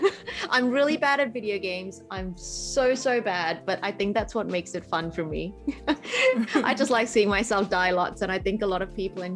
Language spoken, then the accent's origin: English; Malaysia; also born or lived in New Zealand; now in Australia; I grew up in Malaysia. Games were all knockoffs